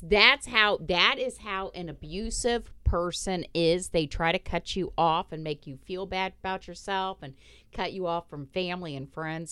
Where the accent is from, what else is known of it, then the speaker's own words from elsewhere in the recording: Indiana, United States; I grew up in Indiana